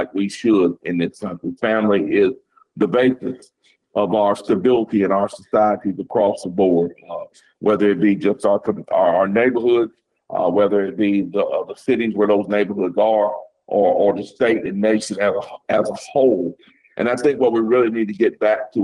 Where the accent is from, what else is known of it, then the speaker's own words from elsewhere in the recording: Greensboro, North Carolina, United States; I was born and raised in Greensboro, North Carolina. I'm a lifelong resident of the Greensboro area of North Carolina.